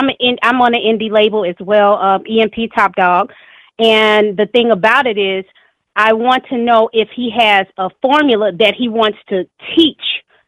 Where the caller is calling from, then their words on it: St. Louis, Missouri, United States; from St. Louis, and also a representative of Hip Hop for Justice.